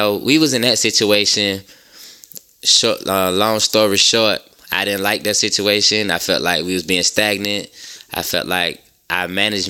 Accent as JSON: {"language": "English", "town": "Savannah", "region": "Georgia", "country": "United States", "moved": "yes", "lives_now": "Atlanta, United States", "said": "I'm from Savannah, Georgia, you know what I'm saying? But I reside in ATL."}